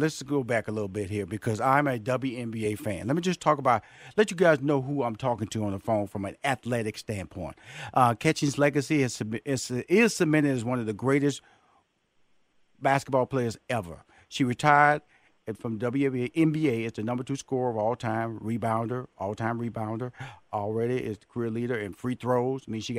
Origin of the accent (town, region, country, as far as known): Houston, Texas, United States